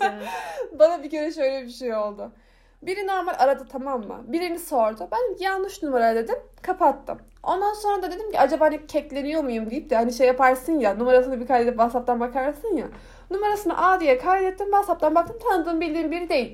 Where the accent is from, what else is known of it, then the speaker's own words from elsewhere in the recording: Turkey; bana nerelisin diye soruyor. İşte ben diyorum ki Türkiye yazıyorum